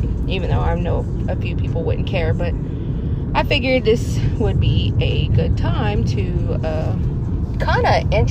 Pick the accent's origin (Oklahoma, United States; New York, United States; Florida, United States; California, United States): Oklahoma, United States; Westville; moved away as an adult; I grew up in Westville